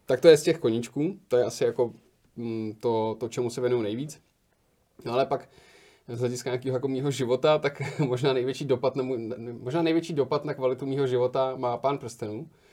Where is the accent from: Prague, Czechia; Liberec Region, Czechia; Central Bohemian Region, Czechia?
Liberec Region, Czechia; Liberec; moved away; já jsem z Liberce původně, tak jsme šli do libereckého kina Varšava